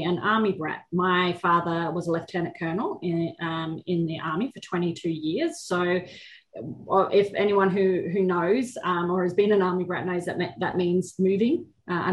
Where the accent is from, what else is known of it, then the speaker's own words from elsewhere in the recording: Brisbane, Queensland, Australia; also born or lived in Chicago; I am in my hometown of Brisbane in Queensland, Australia